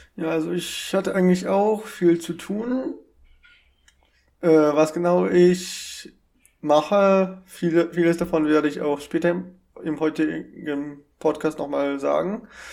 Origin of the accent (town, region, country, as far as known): Germany